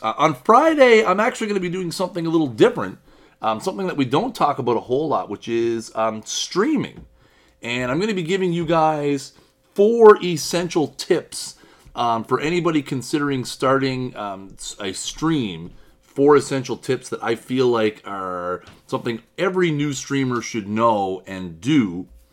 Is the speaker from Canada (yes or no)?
yes; Canada; I'm Canadian